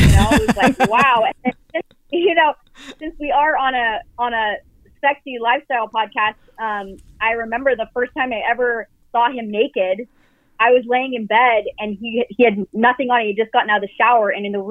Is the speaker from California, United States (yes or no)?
yes; California, United States; moved away as an adult; also born or lived in Montana; now in Arizona, United States; We were in California where we met, which is where I grew up